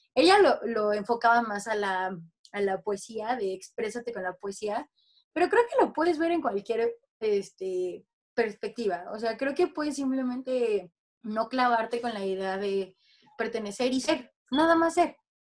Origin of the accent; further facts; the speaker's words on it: Mexico; soy mexicana